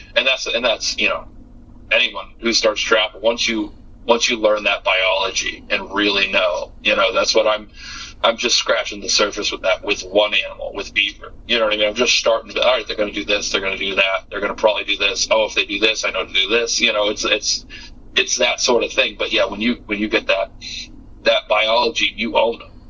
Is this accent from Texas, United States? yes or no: no; Massachusetts, United States; I'm from Massachusetts